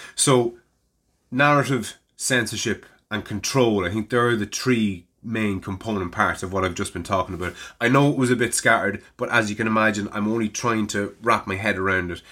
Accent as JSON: {"language": "English", "town": "Navan", "region": "Leinster", "country": "Ireland", "tie": "born or raised there", "said": "it was my hometown"}